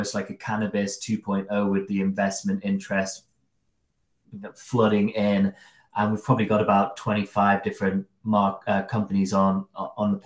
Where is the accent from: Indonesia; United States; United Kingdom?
United Kingdom; Derby, East Midlands; we used to go into a store called Salamanders. It was the local head shop in Derby